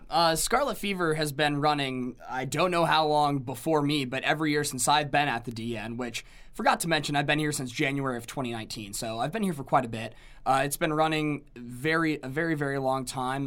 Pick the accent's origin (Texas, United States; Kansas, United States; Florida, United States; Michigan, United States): Kansas, United States; Overland Park; moved away as an adult; now in Lincoln, Nebraska, United States; I am from Overland Park, Kansas, which is a small suburb, j, twenty or so minutes outside of Kansas City, Missouri.